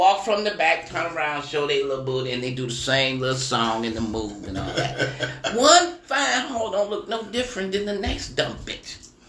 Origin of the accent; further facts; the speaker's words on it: Detroit, Michigan, United States; moved away; Well, I'm from Detroit anyway. You know, my family here